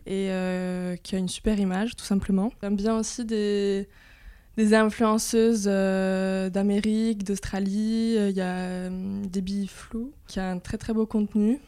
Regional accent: Corsica, France; je suis corse

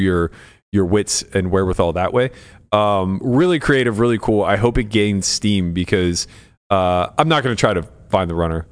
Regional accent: United States; I'm American. I'm a quarter Italian, quarter Slovak.

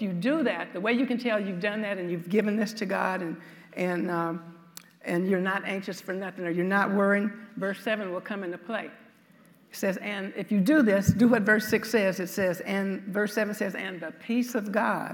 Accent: the South, United States; I'm from the South, so you'll be able to tell that from some of my speech

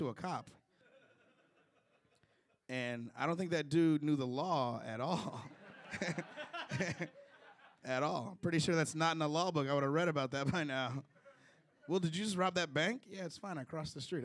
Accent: Chicago, Illinois, United States; moved away; I'm originally from Chicago, Illinois

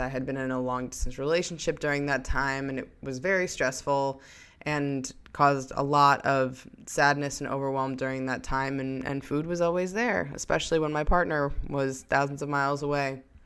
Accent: New York, United States; I came back home to my hometown in New York

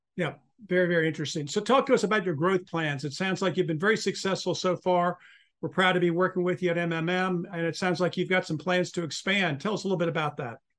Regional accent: Charlotte, North Carolina, United States; moved away; It happens to be my hometown um, from many years ago

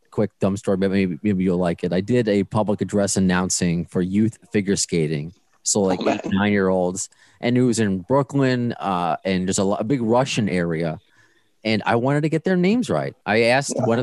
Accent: Ottawa, Ontario, Canada; I'm from Ottawa, yeah.

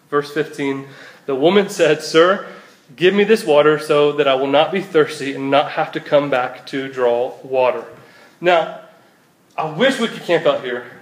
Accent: Cumming, Georgia, United States; also born or lived in Statesboro, Georgia; my hometown of Cummings

